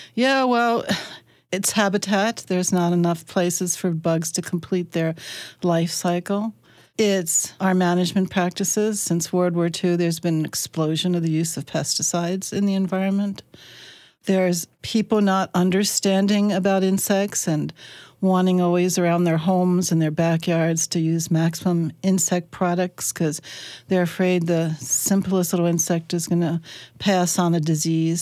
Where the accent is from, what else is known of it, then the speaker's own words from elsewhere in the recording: Chesapeake Bay of Maryland, United States; moved away as an adult; now in Minnesota, United States; I come from the Chesapeake Bay of Maryland